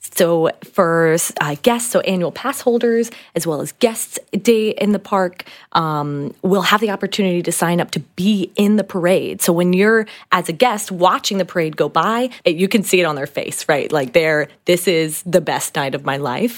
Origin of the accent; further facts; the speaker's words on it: Slidell, Louisiana, United States; moved away; I'm from the New Orleans area, specifically Slidell, Louisiana